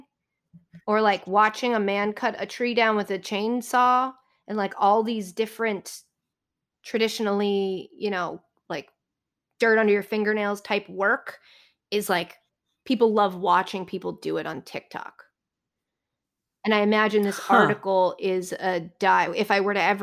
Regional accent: Boston, Massachusetts, United States; I'm from Boston

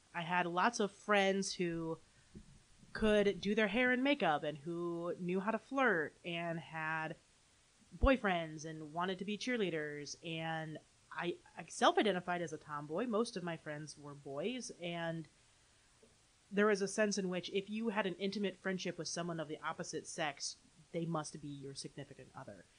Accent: Holland, Michigan, United States; also born or lived in Grand Rapids, Michigan / Saratoga Springs, New York; Grew up in Holland, Michigan

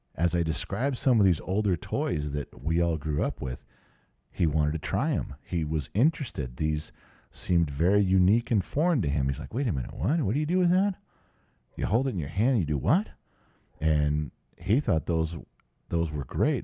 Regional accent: Southern California, United States; I grew up in Southern California

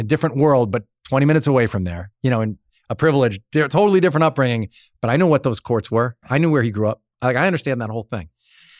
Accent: Long Island, New York, United States; I'm from Long Island.

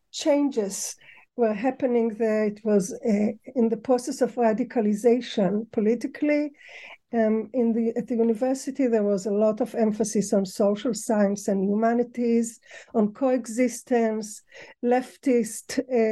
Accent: Tel Aviv District, Israel; moved away; also born or lived in Ramat Gan; I was born in Israel to a family that just arrived in the big wave of immigration from Baghdad in the 50s into the Ma'abara.

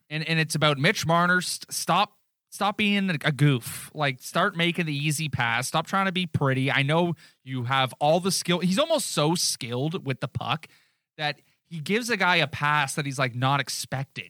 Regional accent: Newmarket, Ontario, Canada; We're from Newmarket.

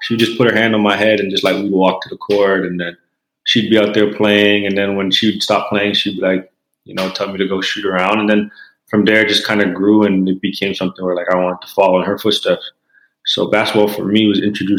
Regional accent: Canada; being a Canadian kid

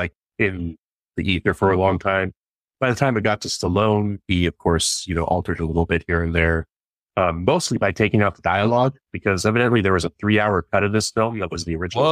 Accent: Pacific Northwest, United States; I mean, it looks like literally the town I grew up in the Pacific Northwest.

